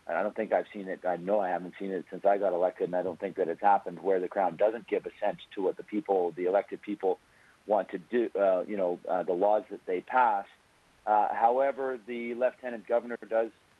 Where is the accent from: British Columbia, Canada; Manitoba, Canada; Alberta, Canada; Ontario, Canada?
British Columbia, Canada